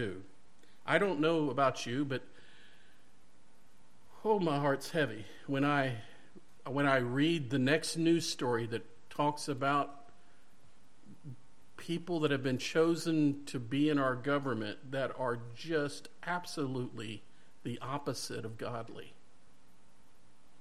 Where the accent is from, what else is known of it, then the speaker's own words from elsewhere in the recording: Mississippi, United States; also born or lived in Ocean Way; I'm from Ocean Way and raised in Mississippi